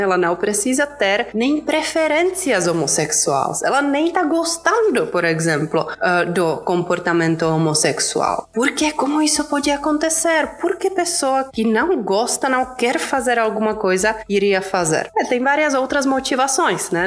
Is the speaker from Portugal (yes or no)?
no; Czechia; Portuguese is a second language; moved away as an adult; also born or lived in Prague; now in São Paulo, Brazil; eu sou da República Tcheca, então como eu falei, não sou brasileira brasileira